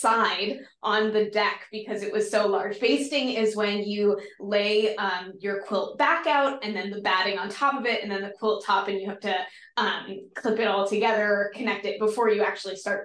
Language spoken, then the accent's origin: English; East Coast, United States; moved away as an adult; also born or lived in Chicago; I'm originally from the East Coast.